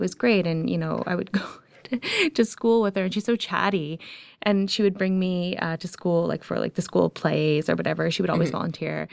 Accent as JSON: {"language": "English", "town": "Ajax", "region": "Ontario", "country": "Canada", "tie": "born or raised there", "said": "I grew up in Ajax"}